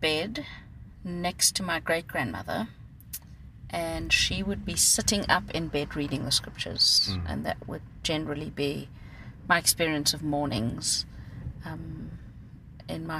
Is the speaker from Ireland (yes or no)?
no; Cape Town, Western Cape, South Africa; first language Afrikaans; English is a second language; I grew up in Mitchell's Plain. Our family was part of the forced removals that happened in South Africa.